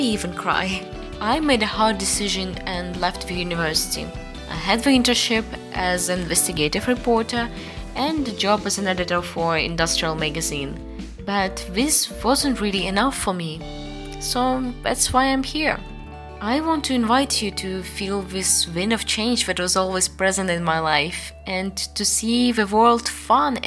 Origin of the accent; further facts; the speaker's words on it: Russia; moved away as an adult; also born or lived in China / Italy; I was born in Russia, lived in China and moving to Italy.